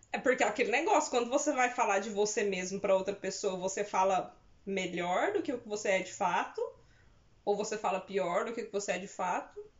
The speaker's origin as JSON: {"language": "Portuguese", "town": "Uberlândia", "region": "Minas Gerais", "country": "Brazil", "said": "Porque eu sou de Uberlândia."}